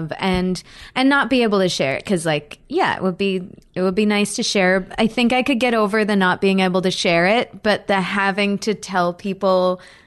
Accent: Winnipeg, Manitoba, Canada; I'm from Winnipeg

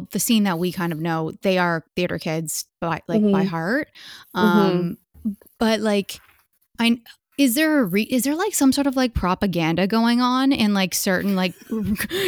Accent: Hamilton, Ontario, Canada; my hometown of Hamilton

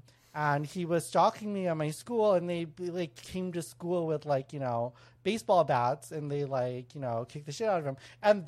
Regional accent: Canada; because obviously we're all Asian, but we grew up in Canada

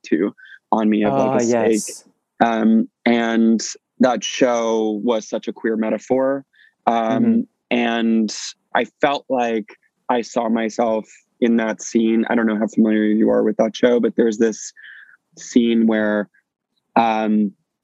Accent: St. John's, Newfoundland and Labrador, Canada; I grew up in Newfoundland in, in St. John's

